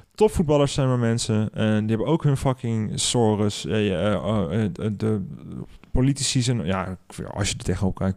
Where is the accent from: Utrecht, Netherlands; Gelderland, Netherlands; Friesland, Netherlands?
Utrecht, Netherlands; Houten; ben wel opgegroeid in een soort van suburbia. En daar ben ik mhm. naar de middelbare school gegaan, dus in Houten